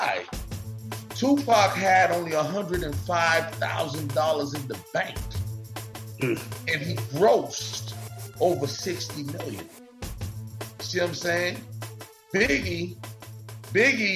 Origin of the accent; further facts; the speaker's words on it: Highlands County, Florida, United States; I'm from Highlands County